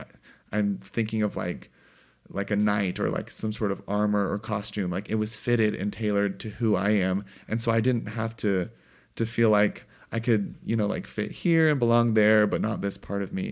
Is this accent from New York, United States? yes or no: no; Missouri, United States; hunting and growing up in Missouri